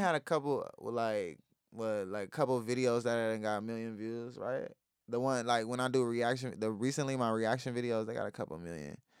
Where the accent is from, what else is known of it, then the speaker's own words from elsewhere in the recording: San Diego, California, United States; also born or lived in Chula Vista; I grew up out here